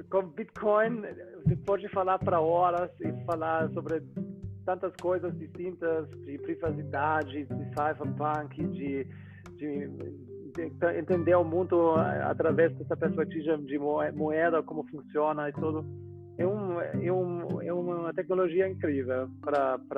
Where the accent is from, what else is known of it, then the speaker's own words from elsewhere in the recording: Munich, Bavaria, Germany; Portuguese is a second language; eu sou da, da Alemanha, de Munique